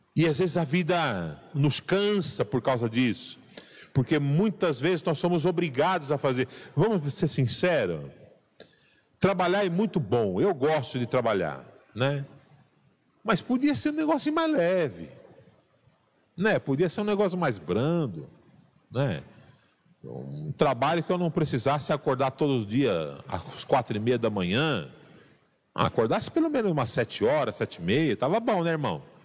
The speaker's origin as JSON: {"language": "Portuguese", "region": "São Paulo", "country": "Brazil", "said": "Sou é, paulistano"}